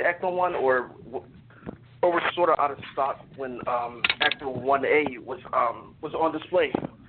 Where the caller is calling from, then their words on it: Philadelphia, Pennsylvania, United States; I'm calling from Philadelphia, Pennsylvania